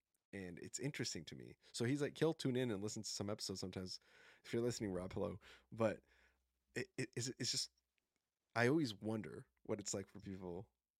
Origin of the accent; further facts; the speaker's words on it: Colombia; I mean, I'm from Colombia and we have some beautiful landscapes there too